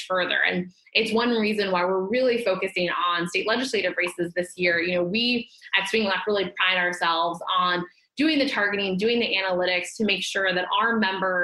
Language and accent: English; the South, United States; I am a Democrat from the South